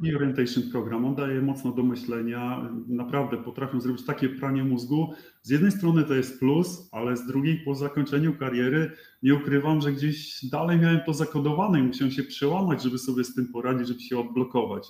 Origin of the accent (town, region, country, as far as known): Poland; moved away as an adult